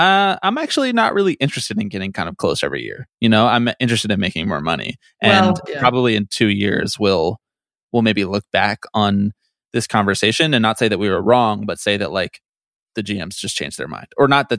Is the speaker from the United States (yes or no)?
yes; Philadelphia, Pennsylvania, United States; I'm also from Philly